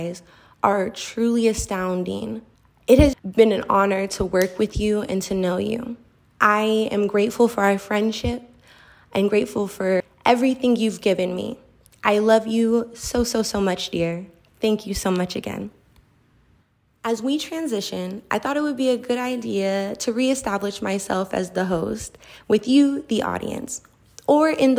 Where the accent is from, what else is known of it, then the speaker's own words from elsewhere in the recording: Colorado Springs, Colorado, United States; I grew up just south of here in Colorado Springs